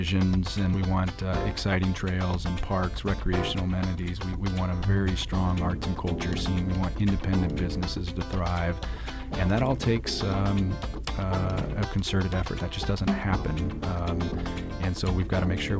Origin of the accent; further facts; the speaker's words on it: Bloomington, Illinois, United States; moved away as an adult; now in Iowa City, United States; Bloomington Normal, Illinois, kind of smack in the middle of Illinois, about halfway between St. Louis and Chicago.